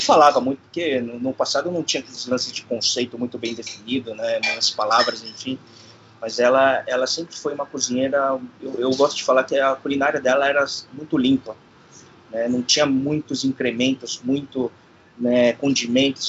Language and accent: Portuguese; Brazil; eu sou de família origem sul-coreana, né? Sou nascido no Brasil